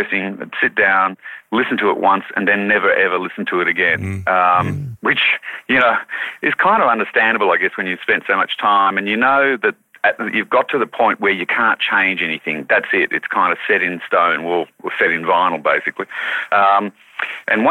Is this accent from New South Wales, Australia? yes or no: yes; Wauchope, New South Wales, Australia; I was born in Wharhope, which is on the northern New South Wales coast, and my parents lived in a very isolated place in a forestry settlement, 4 houses that were there in Bulangri